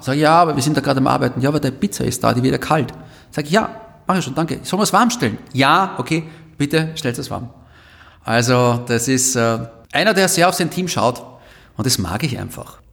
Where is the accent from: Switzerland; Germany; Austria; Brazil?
Austria; Vienna; als echter Wiener, der ich bin